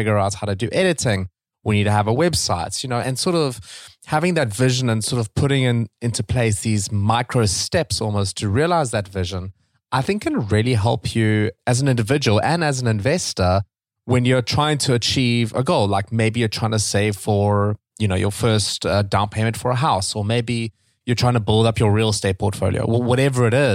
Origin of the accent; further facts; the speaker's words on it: South Africa; moved away; I'm from South Africa